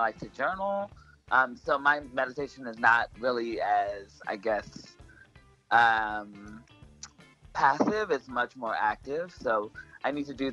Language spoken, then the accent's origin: English; the South, United States; now in New York, United States; growing up in the South